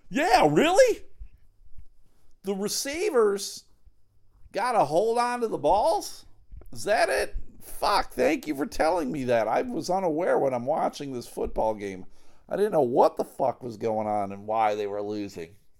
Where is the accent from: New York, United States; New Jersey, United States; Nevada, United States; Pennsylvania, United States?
New York, United States; Buffalo; the good old Buffalo Bills, my hometown heroes, the Buffalo Bills